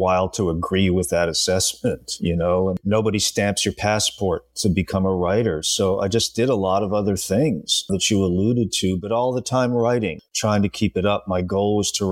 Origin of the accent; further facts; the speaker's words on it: Rhode Island, United States; real life crime incidents that I grew up with growing up in Rhode Island